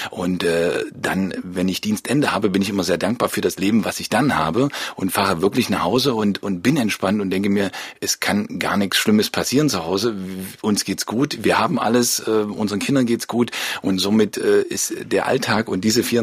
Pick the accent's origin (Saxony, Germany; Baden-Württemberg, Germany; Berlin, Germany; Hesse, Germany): Saxony, Germany; Leipzig; Ja, das ist Heimat hier. Also mein, ich bin hier groß geworden in Leipzig, meine Eltern leben noch hier und das war Anlass genug, auch